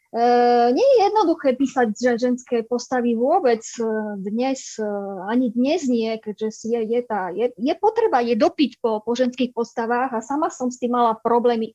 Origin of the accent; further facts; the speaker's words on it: Michalovce, Košice Region, Slovakia; moved away as an adult; now in France; Ja som z Východu, z Michaloviec.